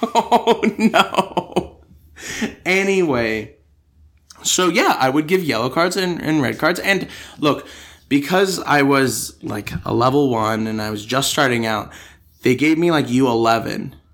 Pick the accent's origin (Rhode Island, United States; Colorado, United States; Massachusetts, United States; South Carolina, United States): Colorado, United States; Denver; born or raised there; now in Australia